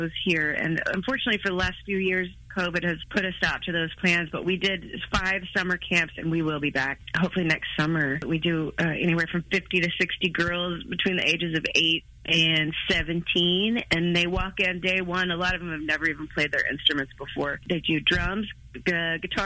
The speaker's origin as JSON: {"language": "English", "region": "Oklahoma", "country": "United States", "tie": "born or raised there", "said": "I was. I'm like a 5th, 6th generation Okie"}